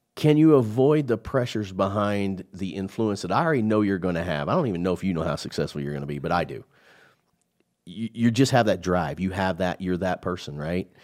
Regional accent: Midwest, United States; I'm from the Midwest

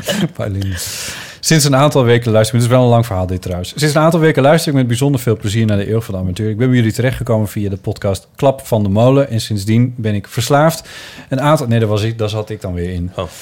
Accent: Friesland, Netherlands; moved away; mijn jeugd in Friesland

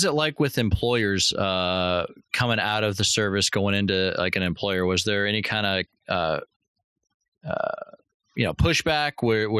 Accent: Grays Harbor, Pacific Northwest, Washington, United States; Okay, I'm from that area. I'm from the Pacific Northwest. I'm pretty familiar with it. Grays Harbor, 2 hours west of Seattle.

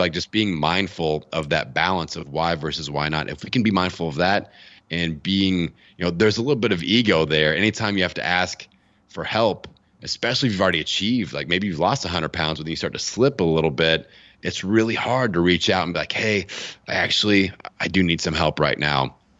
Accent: Bloomington, Indiana, United States; my hometown of Bloomington, Indiana

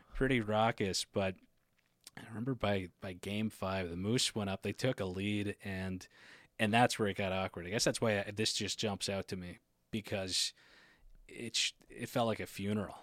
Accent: Port Hood, Nova Scotia, Canada; I'm from Port Hood

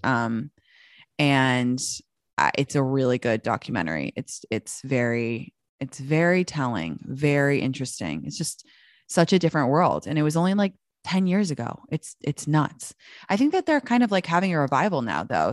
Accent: London, United Kingdom; moved away as an adult; also born or lived in Washington, D.C.; now in United States; I'm from London. I was born in Washington, D C, but I moved to London when I was, like, six months old, and I grew up there until I moved back to America when I was nineteen

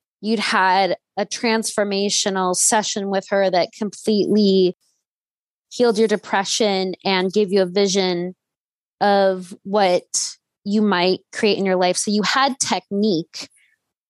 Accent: Los Angeles, California, United States; we're both from California, and, you know, I'm the LA Valley girl

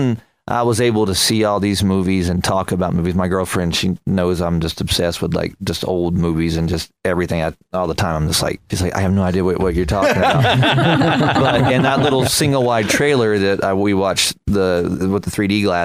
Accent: the Bible Belt, United States; I was from the Bible Belt where everything was a church on every

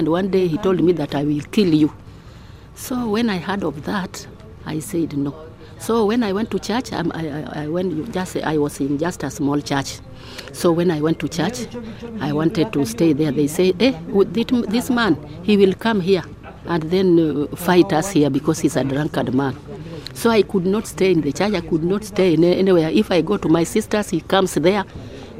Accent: Kenya; moved away as an adult; now in Toronto, Canada; I'm from Kenya.

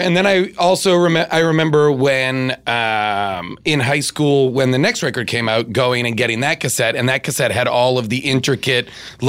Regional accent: suburban Boston, Massachusetts, United States; accent: Boston; I grew up in suburban Boston

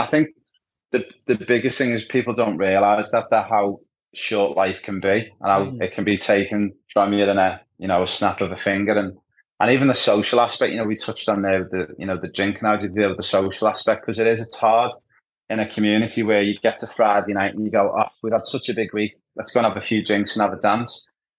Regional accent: Ibiza, Balearic Islands, Spain; my backstory is I spent a lot of time growing up in Ibiza, or Ibiza, as you guys call it in Australia.

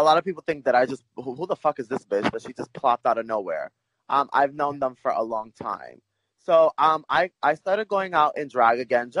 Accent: New York City, New York, United States; I'm from Brooklyn, New York, born and raised

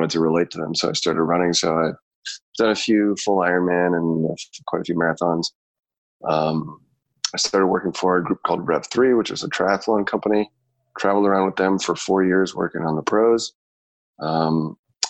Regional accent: Canada; moved away; also born or lived in Chicago; grew up in Canada

